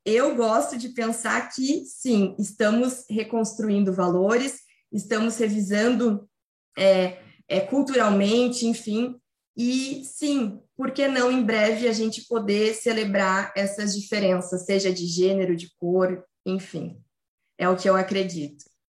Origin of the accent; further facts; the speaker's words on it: Rio Grande do Sul, Brazil; eu sou gaúcha